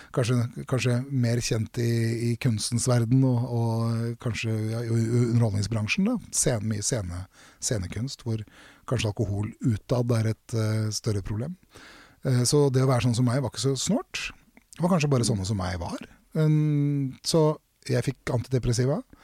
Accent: Drammen, Buskerud, Norway; jeg er fra Konnerud i Drammen

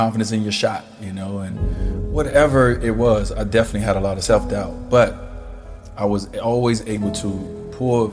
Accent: Chicago, Illinois, United States; I grew up in Chicago.

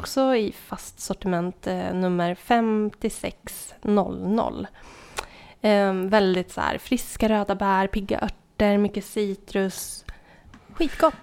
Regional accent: southern Norrland, Sweden; moved away; Jag kommer från södra Norrland

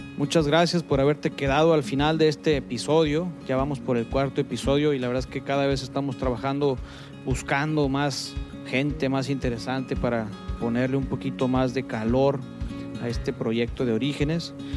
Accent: Culiacán, Sinaloa, Mexico; Nosotros que somos de Culiacán y que hemos vivido toda la vida en Culiacán

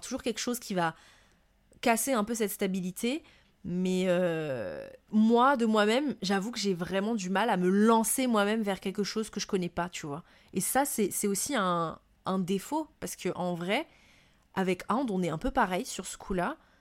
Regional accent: Madagascar; moved away as an adult; also born or lived in Montpellier, France; now in France; ce que je vivais moi en France en tant que malgache étrangère euh, qui arrive de Madagascar

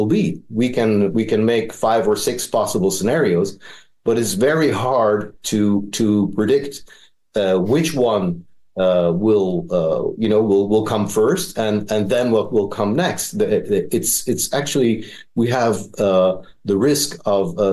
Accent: Netherlands; moved away as an adult; also born or lived in Middle East; I was born and raised in the Netherlands. I lived for 40 years in that democracy.

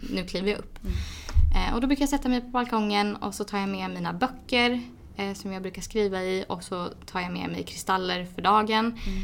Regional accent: Edsbyn, Gävleborg County, Sweden; moved away; hem till, till lilla Edsbyn

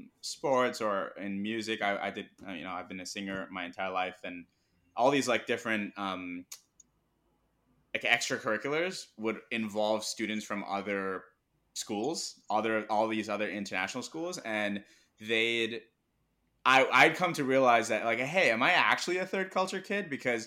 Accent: Irvine, California, United States; first language zh; English is a second language; my first language is not English, it's Mandarin, because my parents put me in a Mandarin speaking preschool in Irvine.

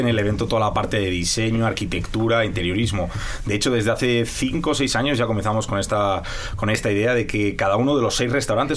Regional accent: Spain; now in Mexico; Soy muy español

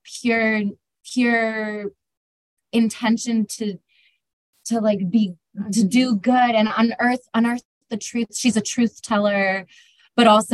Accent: California, United States

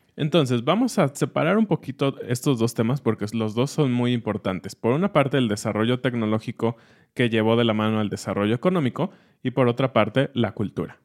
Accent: Mexico

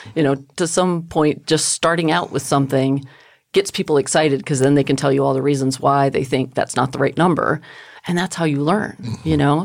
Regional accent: El Paso, Texas, United States; I grew up in El Paso

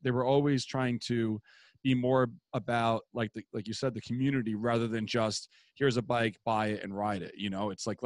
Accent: New York City, New York, United States; growing up in Queens, I lived in Douglaston at the time

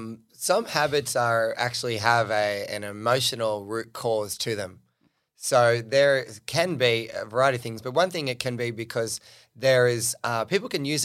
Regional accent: New South Wales, Australia; where I grew up on the Central Coast, an hour and a half north of Sydney.

